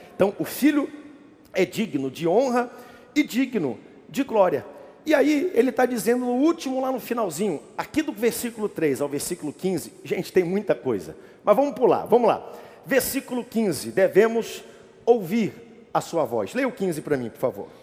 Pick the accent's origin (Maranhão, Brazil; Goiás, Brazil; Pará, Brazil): Pará, Brazil; Eu, como bom paraense